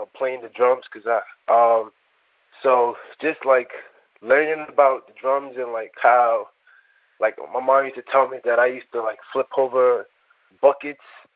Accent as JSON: {"language": "English", "town": "New York City", "region": "New York", "country": "United States", "tie": "born or raised there", "also_born_or_lived": "Nigeria", "said": "I was born in Nigeria and raised in the Bronx"}